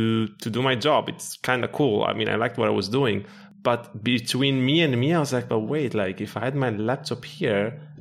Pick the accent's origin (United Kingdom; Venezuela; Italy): Italy; also born or lived in Morocco / Ireland / Portugal; now in Lisbon, Portugal; I was born in Morocco. I grew up in Italy. I actually lived in Ireland also for very good years, like 6 years, now in Portugal